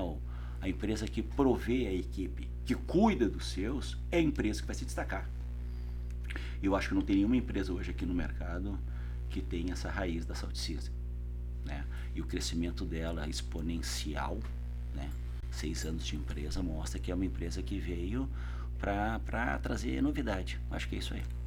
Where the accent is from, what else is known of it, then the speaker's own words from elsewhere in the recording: South Region, Brazil; moved away as an adult; also born or lived in São Paulo; eu saí do Sul, eu ia assumir a área de qualidade da GM